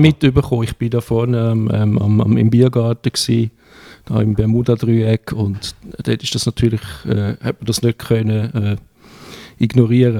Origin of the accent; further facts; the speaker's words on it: Switzerland; wir sind Schweizer